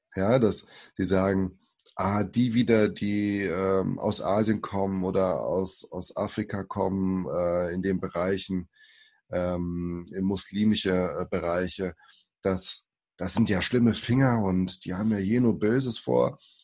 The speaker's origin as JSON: {"language": "German", "country": "Germany", "tie": "born or raised there", "also_born_or_lived": "Suzano, São Paulo, Brazil", "first_language": "Portuguese", "second_language": "German", "said": "ich äh, bin geboren in Brasilien 1980, bin fünf Jahren hergekommen und bin dann hier aufgewachsen in Deutschland"}